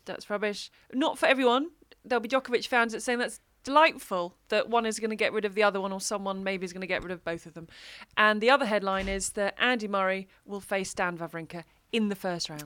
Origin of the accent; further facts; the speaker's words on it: United Kingdom; I come from the U K, and there's rain.